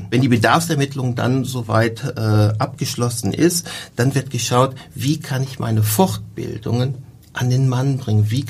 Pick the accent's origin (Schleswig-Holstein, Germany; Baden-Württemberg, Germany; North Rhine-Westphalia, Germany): North Rhine-Westphalia, Germany; Und da ich ja Rheinländer bin, ich komme aus der Nähe von Köln, ähm, ist in der Nähe Leverkusen